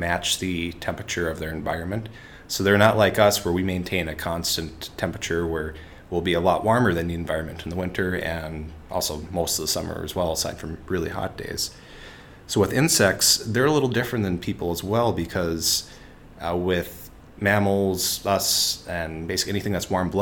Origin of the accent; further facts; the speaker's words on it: Minnesota, United States; I grew up here in Minnesota, and I grew up on a beef farm